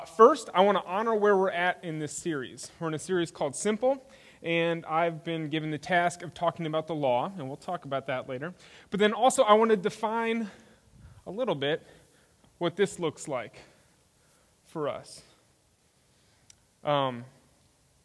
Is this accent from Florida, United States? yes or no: no; Spring, Texas, United States; moved away as an adult; also born or lived in Minnesota; now in Leander, United States; I grew up in Spring, Texas, which is in northwest Houston